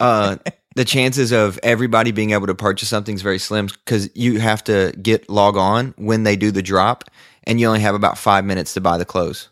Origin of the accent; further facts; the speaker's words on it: the South, United States; accent: cowboy Southern; I was this guy from the South who had a cowboy Southern accent